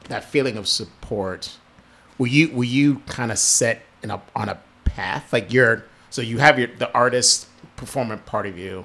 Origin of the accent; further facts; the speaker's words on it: New Jersey, United States; growing up in Jersey